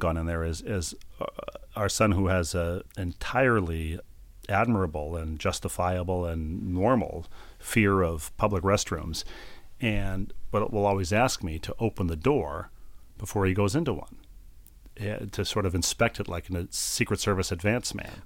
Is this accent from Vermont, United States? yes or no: no; Bloomington, Minnesota, United States; moved away; Met's Center in Bloomington, Minnesota, my hometown